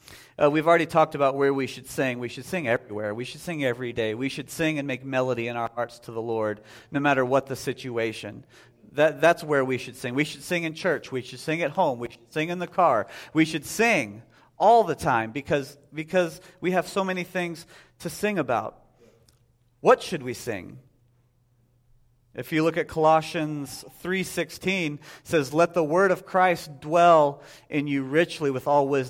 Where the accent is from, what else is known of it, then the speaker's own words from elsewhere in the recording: Texas, United States; now in Whitehall, United States; If you go down to the church I grew up with in Texas, it sounds a lot more southern than it would up here.